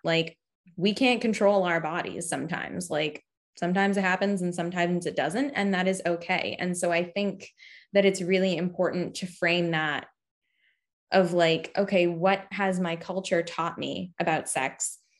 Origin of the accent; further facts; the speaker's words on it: Cape Cod, Massachusetts, United States; I'm from Cape Cod, Massachusetts, so I've always lived near the ocean, um, for most of my life